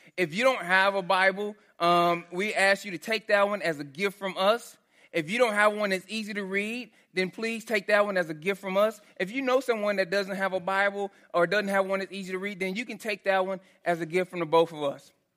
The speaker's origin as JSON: {"language": "English", "region": "Texas", "country": "United States", "tie": "born or raised there", "said": "so I grew up in Texas"}